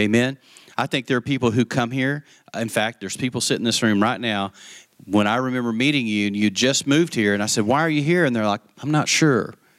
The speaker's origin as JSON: {"language": "English", "region": "West Texas", "country": "United States", "tie": "born or raised there", "said": "I grew up in West Texas"}